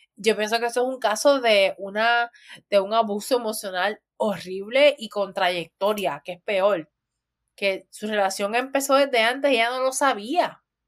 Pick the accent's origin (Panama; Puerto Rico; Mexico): Puerto Rico; así vivimos los de Puerto Rico